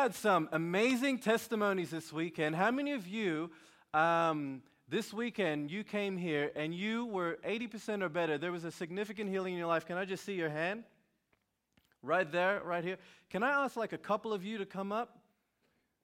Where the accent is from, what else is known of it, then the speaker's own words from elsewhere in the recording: Sydney, New South Wales, Australia; I'm from Sydney, Australia